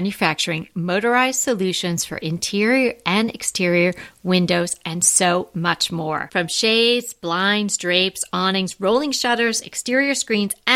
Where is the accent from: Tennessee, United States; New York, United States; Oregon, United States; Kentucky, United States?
New York, United States; Long Island; I'm from Long Island, I am not an island girl